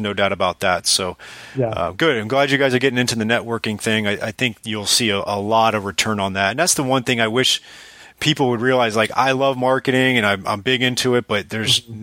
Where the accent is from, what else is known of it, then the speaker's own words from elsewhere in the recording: South Florida, United States; I'm from South Florida originally